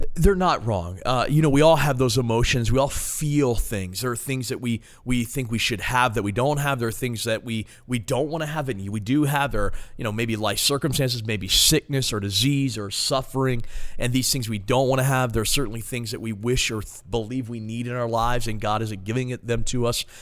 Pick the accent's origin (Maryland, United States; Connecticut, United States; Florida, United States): Maryland, United States; moved away as an adult; now in Ohio, United States; I'm from Maryland, born and raised, been in Ohio for four years.